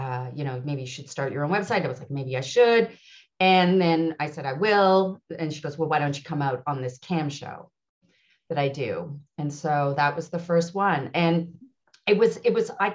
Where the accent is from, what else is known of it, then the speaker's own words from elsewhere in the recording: Montreal, Quebec, Canada; moved away as an adult; now in Ottawa, Canada; I'm originally from Montreal and I'm born and raised. And then I moved to Ottawa 6 years ago